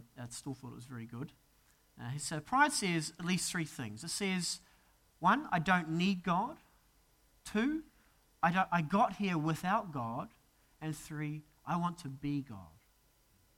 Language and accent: English; New Zealand; moved away as an adult; as a Kiwi, to see a casual snake just cruising across a path is a pretty terrifying sight. I mean, the most dangerous thing we have is a possum in New Zealand.